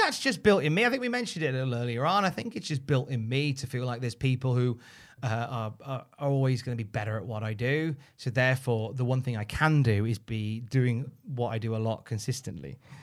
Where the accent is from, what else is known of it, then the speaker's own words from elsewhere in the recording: United Kingdom; we're British